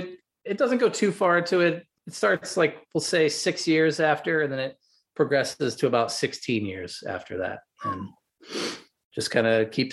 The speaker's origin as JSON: {"language": "English", "region": "Midwest", "country": "United States", "said": "I'm from the Midwest. I was raised Catholic many years ago"}